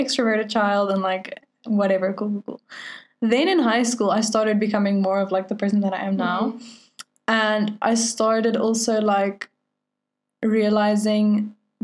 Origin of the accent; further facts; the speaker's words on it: Venezuela; I was born in Venezuela